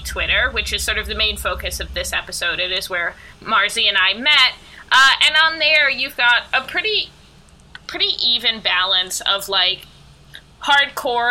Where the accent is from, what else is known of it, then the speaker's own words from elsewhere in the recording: New York, United States; I'm not from the South. I'm a New Yorker through and through